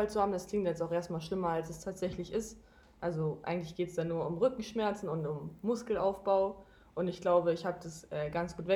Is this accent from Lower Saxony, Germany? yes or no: yes; Lower Saxony, Germany; now in Leipzig, Germany; Äh, also ich komme ursprünglich aus dem Norden. Ich wohne neben Bremen in Niedersachsen